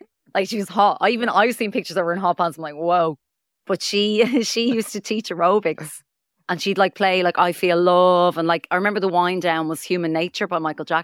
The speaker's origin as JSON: {"language": "English", "town": "Dublin", "region": "Leinster", "country": "Ireland", "said": "I'm from Finglas"}